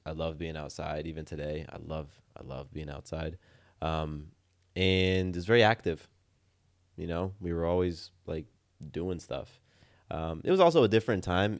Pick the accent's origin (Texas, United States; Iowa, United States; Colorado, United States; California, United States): California, United States; Del Mar; now in Atlanta, United States; When I was in California, you know, I grew up in a town called Del Mar